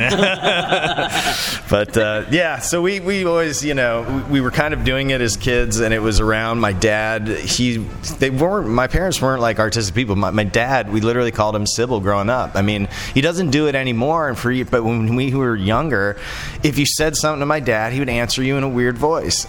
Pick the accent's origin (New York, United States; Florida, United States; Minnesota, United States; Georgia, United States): Florida, United States; Orlando; moved away; also born or lived in Asheville, North Carolina; I grew up in Orlando